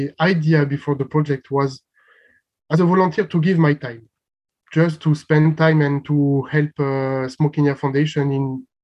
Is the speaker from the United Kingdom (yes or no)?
no; France; also born or lived in Bulgaria; I'm living currently in France. I'm 29 years old and I just came back to my country after finishing 1 year volunteering in Bulgaria